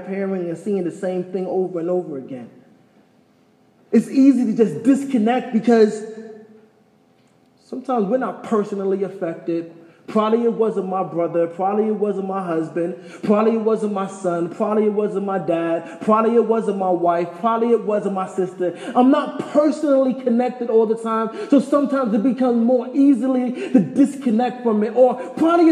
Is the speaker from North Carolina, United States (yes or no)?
no; New York, United States; moved away as an adult; also born or lived in Taos; I'm from New York